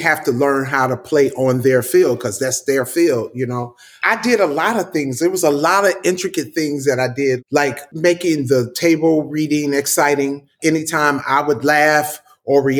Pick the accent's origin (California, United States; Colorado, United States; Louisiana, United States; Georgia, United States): California, United States; Compton; I'm from Compton